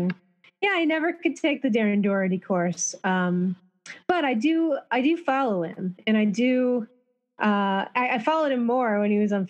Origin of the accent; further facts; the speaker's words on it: Pocosin, Virginia, United States; So where I grew up was a town called Pocosin, Virginia, and Pocosin in indigenous language is basically like a rolling wetland.